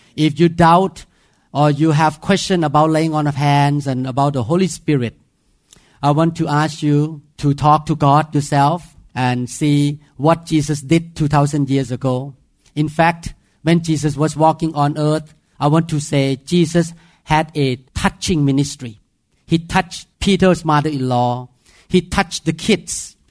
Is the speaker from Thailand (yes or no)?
yes; Thailand; accent: Thai; English is a second language; moved away